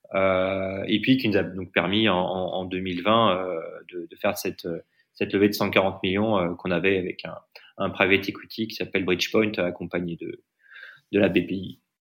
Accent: France; moved away; also born or lived in Delhi, India; je suis en Inde, moi, je suis français

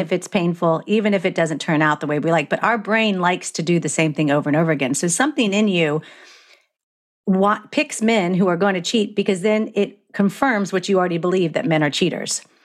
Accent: Florida, United States

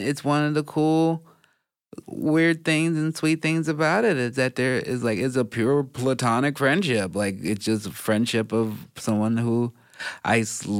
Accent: Chicago, Illinois, United States; also born or lived in Gardena, California / Portland, Oregon; now in Los Angeles, United States; I was born in Gardena, but I was raised in Chicago.

